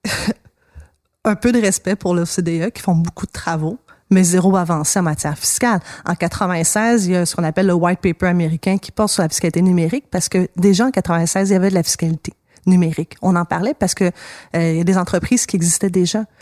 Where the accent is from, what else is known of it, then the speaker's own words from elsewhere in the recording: Montreal, Quebec, Canada; dans mon coin de pays, Hochelaga